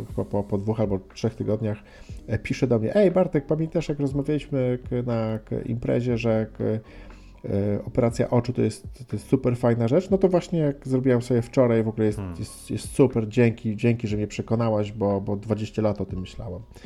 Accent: Gdynia, Pomeranian Voivodeship, Poland; koleżankę Magdę z Gdyni, z mojego rodzinnego miasta

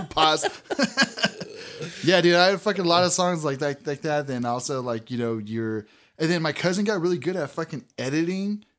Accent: Azusa, California, United States; I grew up by the golf course.

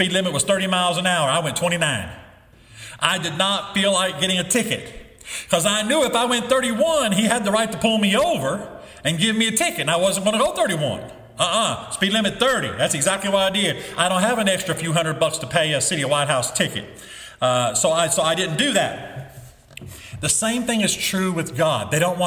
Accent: the Bible Belt, United States; When I was growing up in the Bible Belt, it seemed like everybody went to church

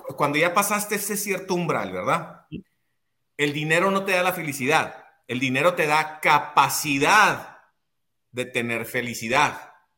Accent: Ciudad Juárez, Chihuahua, Mexico; soy de Ciudad Juárez, nací en dos cuartos de adobe

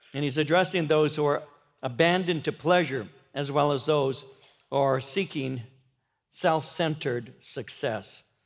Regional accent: Norwalk, California, United States; I grew up in Norwalk in the fifties

